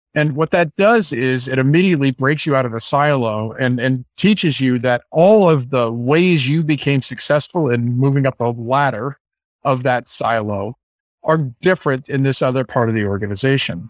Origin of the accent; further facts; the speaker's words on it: San Francisco, California, United States; I grew up in San Francisco